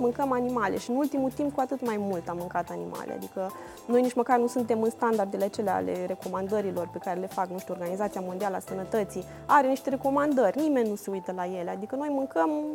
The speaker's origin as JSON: {"language": "Romanian", "town": "Suceava", "region": "Suceava County", "country": "Romania", "said": "La noi în Moldova, de exemplu, eu sunt din Suceava"}